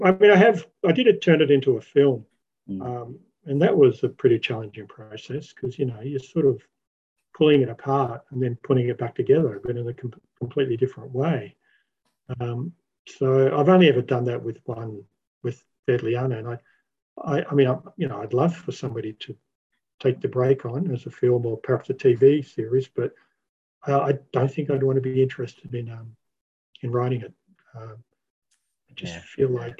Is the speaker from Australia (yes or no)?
yes; Port Victoria, South Australia, Australia; I grew up in Port Victoria.